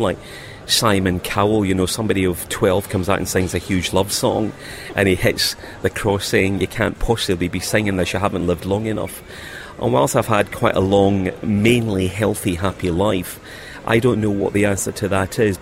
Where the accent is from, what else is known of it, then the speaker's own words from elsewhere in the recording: Glasgow, Scotland, United Kingdom; moved away; And we came from Glasgow, where the kind of Catholic-Protestant divide was huge.